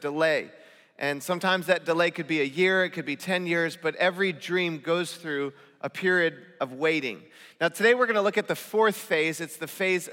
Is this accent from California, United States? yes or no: yes; Northern California, United States; now in Southern California, United States; I come from Northern California